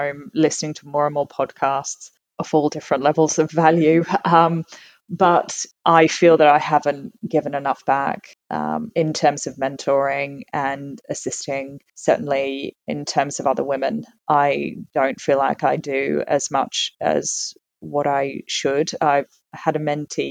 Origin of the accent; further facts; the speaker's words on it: Tasmania, Australia; moved away as an adult; also born or lived in London, United Kingdom; now in Sydney, Australia; So I was born and raised in Tasmania. And I got on a plane and left when I was 18